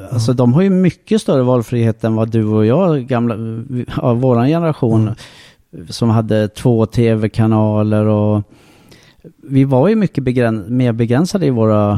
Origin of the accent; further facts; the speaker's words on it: Sweden; jag är född i Sverige